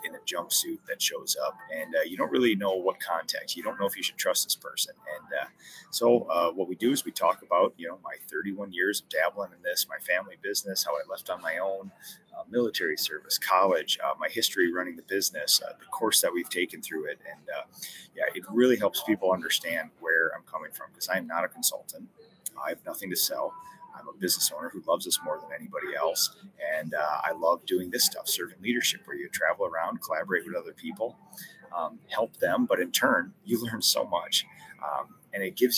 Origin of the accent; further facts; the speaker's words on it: Minnesota, United States; I'm from Minnesota